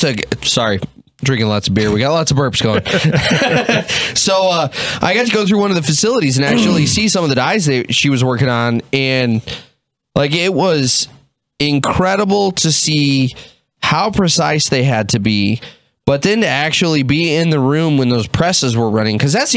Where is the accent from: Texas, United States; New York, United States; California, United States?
Texas, United States; I'm from Texas